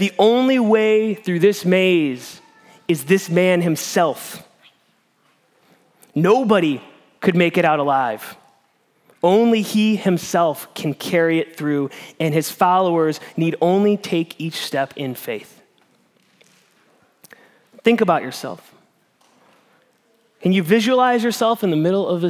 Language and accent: English; Midwest, United States; moved away; I'm from the Midwest